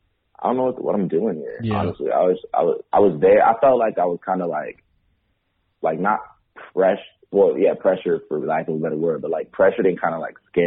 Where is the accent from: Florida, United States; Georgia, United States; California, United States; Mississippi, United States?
California, United States; San Diego; born or raised there; moved away as an adult; now in Los Angeles, United States